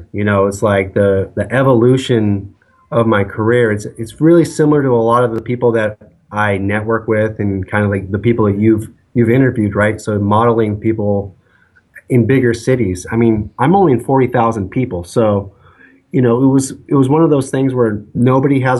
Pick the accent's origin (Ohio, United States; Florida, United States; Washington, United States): Washington, United States; I grew up in Washington State